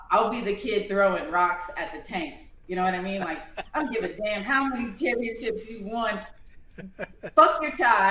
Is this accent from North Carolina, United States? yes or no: no; Alexandria, Louisiana, United States; also born or lived in Leesville, Louisiana; I'm really from Alexandria and Leesville